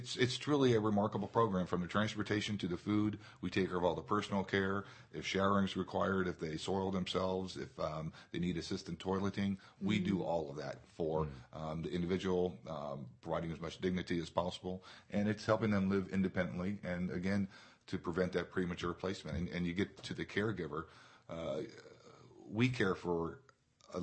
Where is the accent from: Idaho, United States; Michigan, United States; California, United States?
California, United States; Turlock; I'm from Turlock, and I wasn't in the Modesto area when Mel's Liquor was here.